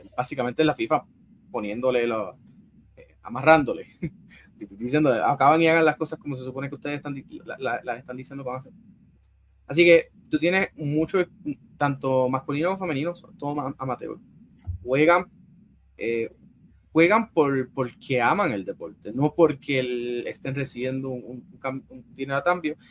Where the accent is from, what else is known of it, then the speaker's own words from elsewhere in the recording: San Juan, Puerto Rico; yo vengo de, de las urbanizaciones privadas de San Juan, Guaynabo, de esa área